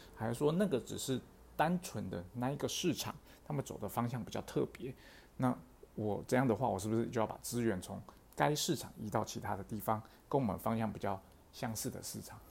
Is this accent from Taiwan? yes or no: yes; Taiwan; 我们台湾人